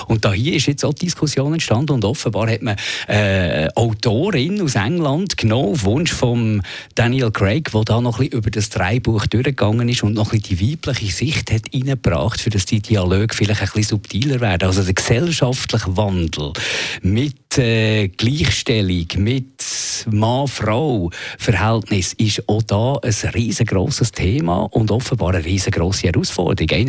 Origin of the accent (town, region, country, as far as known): Switzerland